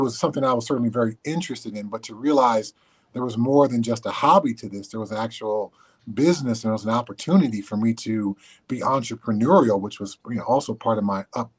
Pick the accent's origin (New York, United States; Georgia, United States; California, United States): California, United States; Southern; I grew up in Southern California, so I caught snakes and frogs and lizards in my backyard